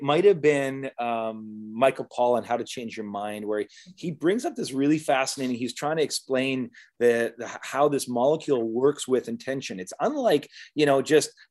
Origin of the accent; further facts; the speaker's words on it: Canada; as Canadians